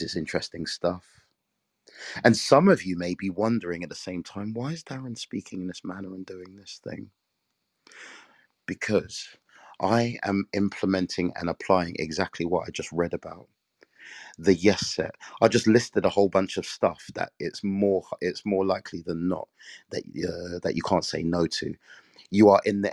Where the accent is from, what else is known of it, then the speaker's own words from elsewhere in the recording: England, United Kingdom; I'm from England